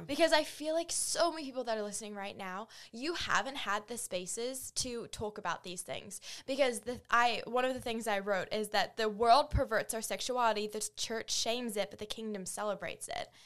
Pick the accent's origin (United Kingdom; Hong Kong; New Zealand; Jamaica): New Zealand; moved away as an adult; now in United States; I grew up in New Zealand on a farm